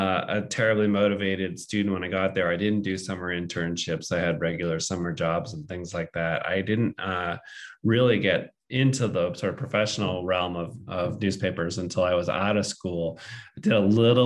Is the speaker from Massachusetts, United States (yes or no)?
yes; Boston, Massachusetts, United States; I grew up in the Boston area and read the Boston Globe pretty religiously